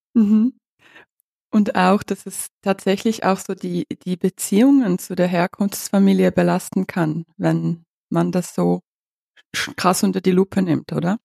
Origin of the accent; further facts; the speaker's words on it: Ukraine; moved away; Ich bin ja aus der Ukraine